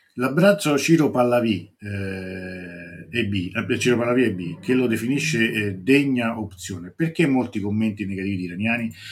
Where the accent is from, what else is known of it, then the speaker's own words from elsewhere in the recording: Italy; noi italiani siamo un popolo